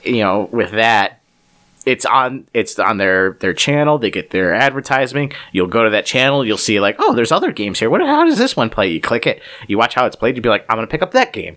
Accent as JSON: {"language": "English", "town": "Cleveland", "region": "Ohio", "country": "United States", "said": "We're from Cleveland"}